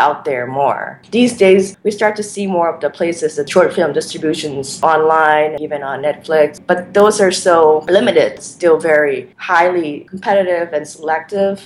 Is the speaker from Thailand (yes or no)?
yes; Thailand; I was growing up in Thailand